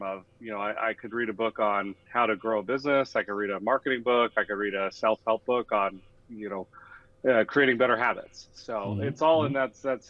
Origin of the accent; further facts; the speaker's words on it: Denver, Colorado, United States; moved away as an adult; now in Milwaukee, United States; born and raised in Denver, Colorado